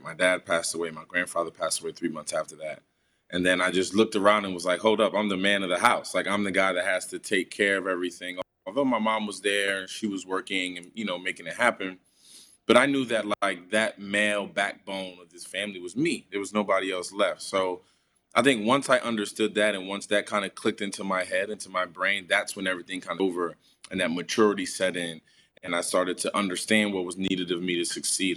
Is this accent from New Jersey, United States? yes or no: yes; Paterson, New Jersey, United States; my neighborhood, for my hometown